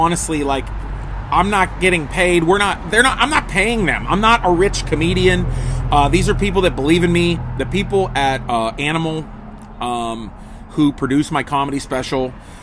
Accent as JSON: {"language": "English", "town": "Pittsburgh", "region": "Pennsylvania", "country": "United States", "tie": "born or raised there", "said": "My hometown of Pittsburgh"}